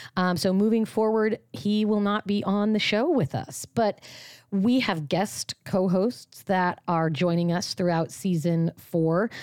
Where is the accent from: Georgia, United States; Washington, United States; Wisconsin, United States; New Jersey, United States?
Washington, United States; Washington, my home state